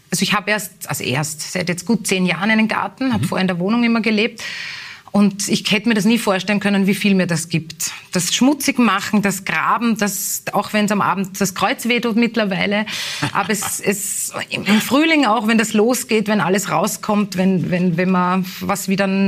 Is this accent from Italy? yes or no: no; Strebersdorf, Vienna, Austria; ich bin in Strebersdorf aufgewachsen, das zwar auch am Stadtrand liegt, aber es gab dort nicht diese, diese Gemeinschaft, diese Dorfgemeinschaft, die es in Leopoldau auch gibt